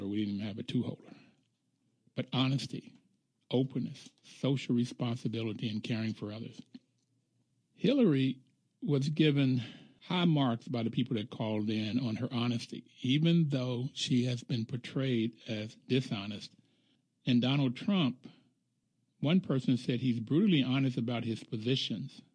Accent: Bluefield, West Virginia, United States; moved away; I grew up middle class in the black community in Bluefield, West Virginia

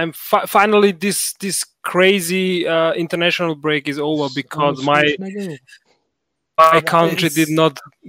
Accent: Bosnia & Herzegovina; now in Austria; I'm now in Austria, but I'm origin from Bosnia

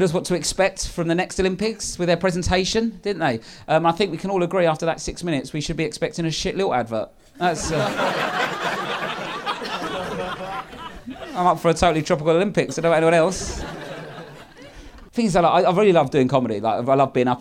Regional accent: London, United Kingdom; I'm from South East London, Lewisham.

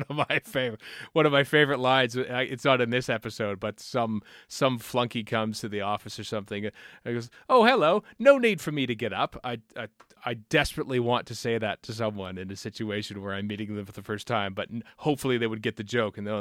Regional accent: Canada; as a Canadian

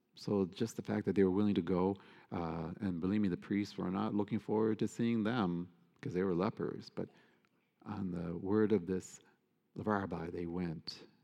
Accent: United States; us as American Catholics

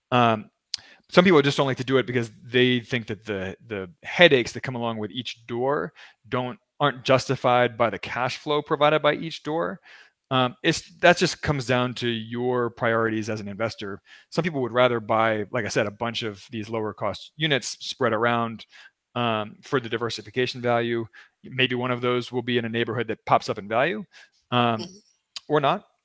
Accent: Baltimore, Maryland, United States; Well, it's my hometown. I'm from Baltimore.

